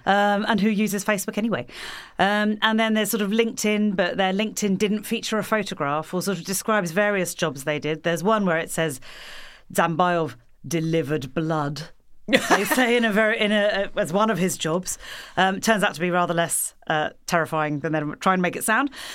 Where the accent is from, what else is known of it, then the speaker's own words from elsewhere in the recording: New Zealand; I'm a New Zealander